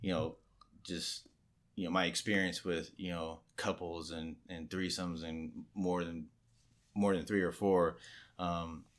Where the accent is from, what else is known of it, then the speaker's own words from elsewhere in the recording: Southern California, United States; moved away as an adult; now in Atlanta, United States; grew up in Southern California